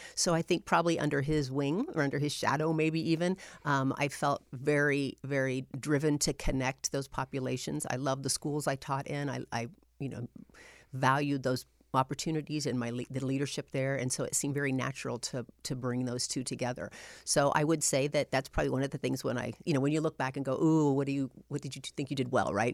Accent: Anderson, Indiana, United States; also born or lived in North Webster, Indiana / Illinois; I grew up in Anderson, Indiana. That's where, um, I spent my elementary years.

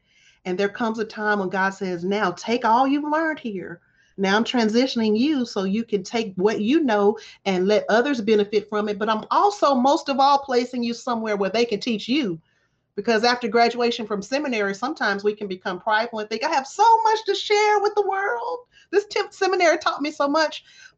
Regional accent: the South, United States; The benefit of growing up in the South is that I come from the Bible Belt.

